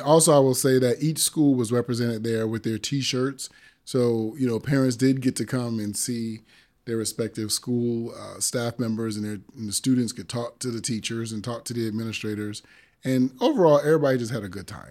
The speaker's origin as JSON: {"language": "English", "town": "Springfield", "region": "Massachusetts", "country": "United States", "tie": "born or raised there", "also_born_or_lived": "Brooklyn, New York", "said": "I grew up in Springfield, Mass, when I moved there from Brooklyn, but every summer I was back in Brooklyn all summer long"}